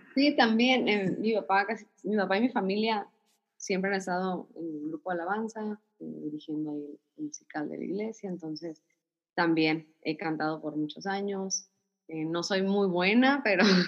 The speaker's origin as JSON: {"language": "Spanish", "town": "Ciudad Obregón", "region": "Sonora", "country": "Mexico", "tie": "born or raised there", "said": "nací aquí, aquí en Ciudad Obregón"}